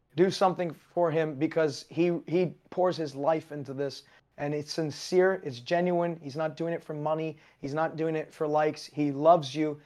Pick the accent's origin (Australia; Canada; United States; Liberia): Canada; I am Canadian.